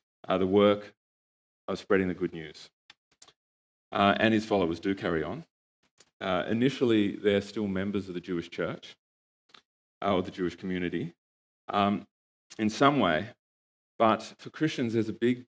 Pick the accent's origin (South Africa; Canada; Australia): Australia; moved away; my family and I come from Australia